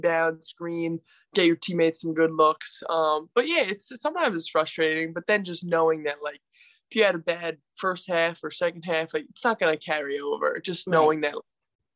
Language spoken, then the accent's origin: English; Poughkeepsie, New York, United States; I grew up in Poughkeepsie